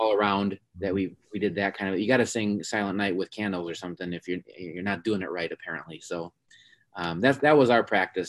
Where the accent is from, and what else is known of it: Milwaukee, Wisconsin, United States; born or raised there